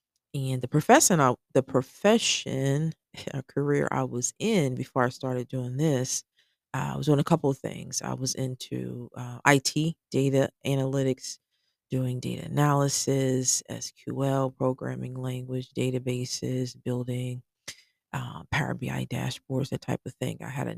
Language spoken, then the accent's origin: English; Cincinnati, Ohio, United States; now in Georgia, United States; I am originally from Cincinnati, Ohio. We've lived in Georgia for the past 8 years.